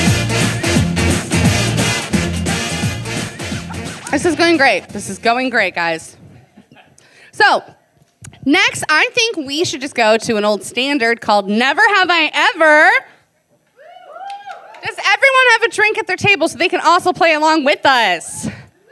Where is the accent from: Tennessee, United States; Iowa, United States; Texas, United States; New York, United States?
Iowa, United States; I'm from Iowa